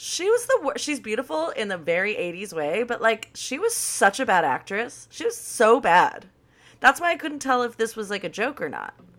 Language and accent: English; Los Angeles, California, United States; born or raised there